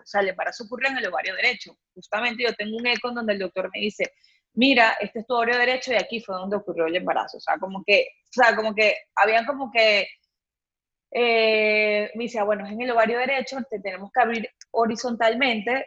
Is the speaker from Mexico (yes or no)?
no; Venezuela; now in Panama; yo soy de Venezuela, no sé si lo dije en un principio, bueno, pero yo soy de Venezuela